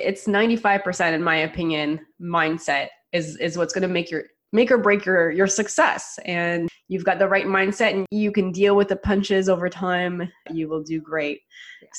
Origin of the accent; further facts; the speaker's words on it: Canada; I'm a Canadian investor.